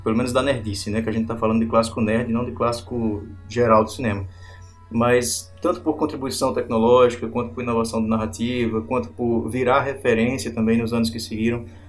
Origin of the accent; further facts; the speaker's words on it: Campina Grande, Paraíba, Brazil; nós somos de Campina Grande, né, na Paraíba